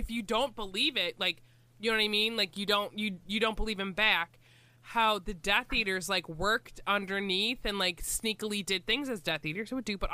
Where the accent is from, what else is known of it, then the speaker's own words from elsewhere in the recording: United States; I'm an American